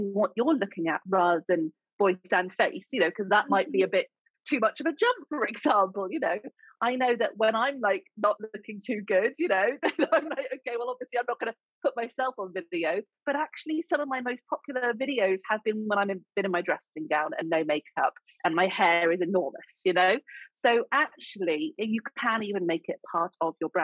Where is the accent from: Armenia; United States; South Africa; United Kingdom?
United Kingdom; accent: sounds like Julie Andrews